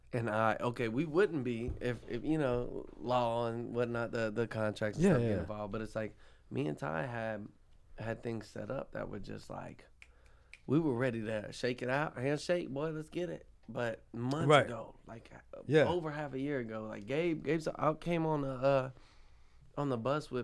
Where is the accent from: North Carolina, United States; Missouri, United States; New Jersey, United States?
North Carolina, United States; Brevard; moved away as an adult; also born or lived in Baton Rouge, Louisiana; So I moved from Brevard because okay. where I'm from is just it's a trap.